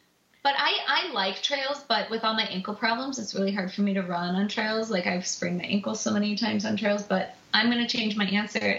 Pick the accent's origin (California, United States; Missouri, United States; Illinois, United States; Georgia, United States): Illinois, United States; I'm the only one from Illinois.